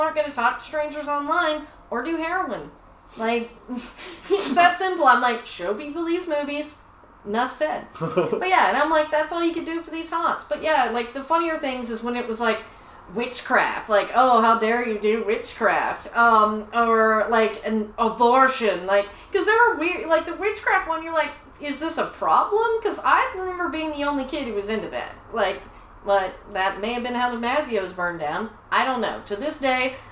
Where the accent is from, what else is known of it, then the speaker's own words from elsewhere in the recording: Tyler, Texas, United States; we grew up in Tyler, Texas